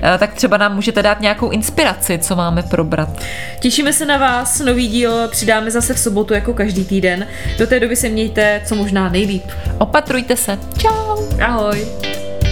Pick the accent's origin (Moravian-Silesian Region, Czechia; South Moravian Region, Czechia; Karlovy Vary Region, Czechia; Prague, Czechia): Prague, Czechia; jsem z Prahy